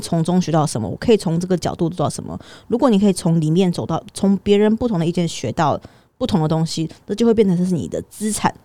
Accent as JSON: {"language": "Chinese", "country": "Taiwan", "tie": "born or raised there", "said": "以我就是一个土生土长的台湾人，然后我去国外这样子的经验"}